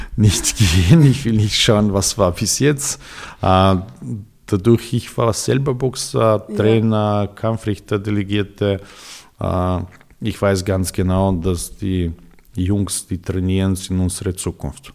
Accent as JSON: {"language": "German", "town": "Belgrade", "country": "Serbia", "tie": "born or raised there", "also_born_or_lived": "Austria", "first_language": "Serbian", "second_language": "German", "moved": "as an adult", "lives_now": "Vienna, Austria", "said": "Ich bin geboren in Belgrad, in Serbien"}